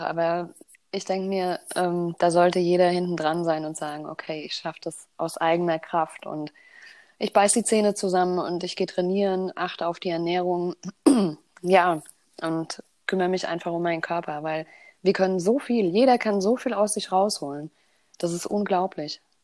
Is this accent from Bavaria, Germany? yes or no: yes; Bavaria, Germany; Ich bin in Bayern groß geworden.